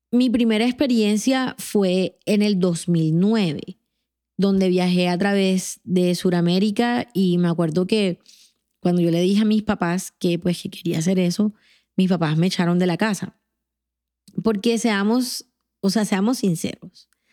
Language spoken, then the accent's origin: Spanish; Colombia; moved away as an adult; now in Atlanta, United States; aquellos que somos colombianos